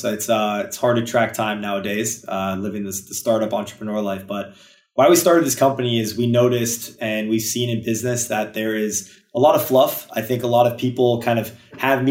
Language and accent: English; Los Angeles, California, United States; I'm from Los Angeles